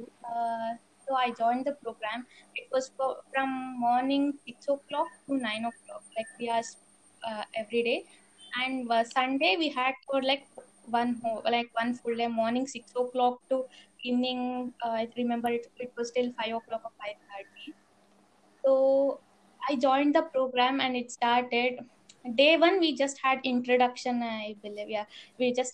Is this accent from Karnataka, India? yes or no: yes; Bangalore, Karnataka, India; I'm from Bangalore only